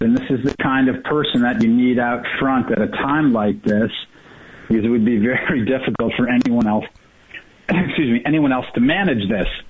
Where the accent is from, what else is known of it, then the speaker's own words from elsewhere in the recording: New York, United States; moved away; I'm from New York originally.